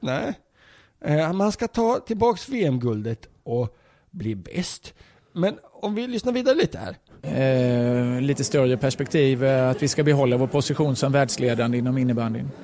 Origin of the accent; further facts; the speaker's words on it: Linköping, Östergötland, Sweden; i Linköping, där jag kommer ifrån